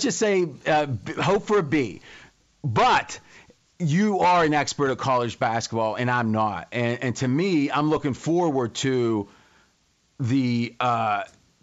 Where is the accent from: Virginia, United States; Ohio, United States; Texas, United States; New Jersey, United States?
Ohio, United States; I grew up in Ohio